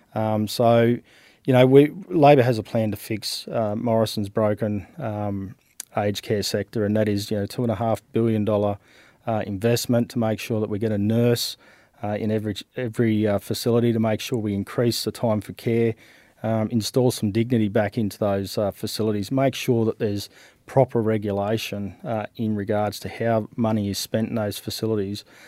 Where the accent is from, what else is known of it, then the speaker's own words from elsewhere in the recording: Western New South Wales, Australia; also born or lived in Canberra; So I was born in Canberra. I grew up in, uh, Western New South Wales.